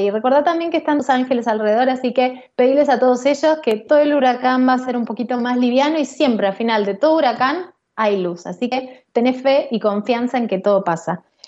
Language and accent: Spanish; Pilar, Buenos Aires Province, Argentina; en Pilar, de donde soy